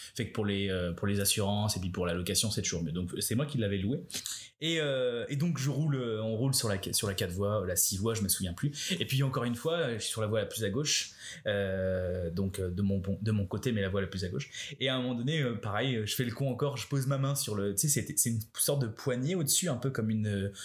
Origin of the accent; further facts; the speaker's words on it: France; moved away as an adult; now in Canada; on est français